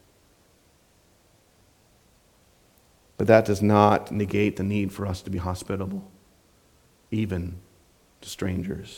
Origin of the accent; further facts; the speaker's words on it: Southwest Minnesota, United States; when I was growing up in Southwest Minnesota